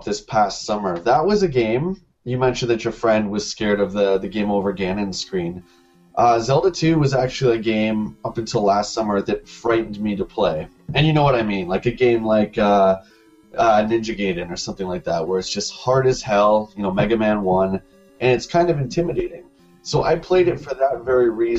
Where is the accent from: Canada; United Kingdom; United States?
Canada; London, Ontario; in London as well, my hometown